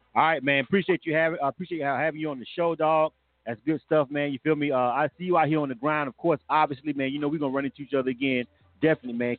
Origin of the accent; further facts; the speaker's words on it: Panama City, Florida, United States; moved away as an adult; now in Atlanta, United States; I'm from Florida. I'm actually from Panama City. I'm born and raised